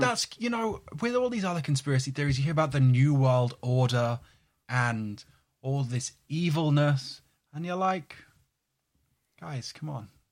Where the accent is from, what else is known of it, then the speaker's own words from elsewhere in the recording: London, United Kingdom; near where I grew up in London